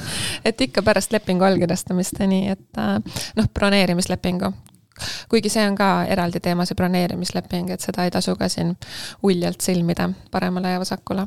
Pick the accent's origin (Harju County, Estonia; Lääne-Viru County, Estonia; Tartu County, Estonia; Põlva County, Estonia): Harju County, Estonia; Tallinn; moved away as an adult; also born or lived in countryside, Estonia; ma olen pärit siit ja ma elasin siin, aga ma enam ei ela